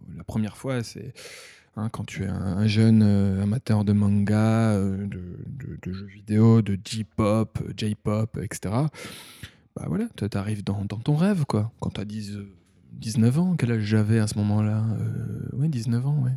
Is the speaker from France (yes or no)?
yes; Thionville, Grand Est, France; moved away as an adult; also born or lived in Metz / Paris / Liverpool; now in Tokyo, Japan; je viens de Lorraine, de Moselle, Thionville